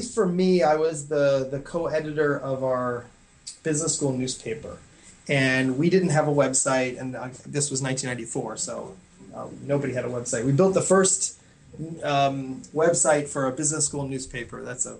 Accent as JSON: {"language": "English", "region": "New York", "country": "United States", "tie": "born or raised there", "said": "So I grew up in the New York area, just north of Manhattan in Westchester County."}